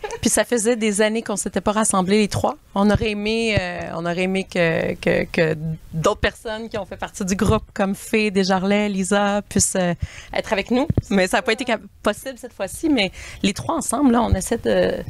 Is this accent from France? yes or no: no; Wendake, Quebec, Canada; also born or lived in Pikogan, Quebec; Wendat Anishinabe de la communauté de Wendake et de Picogan à Bitibiwini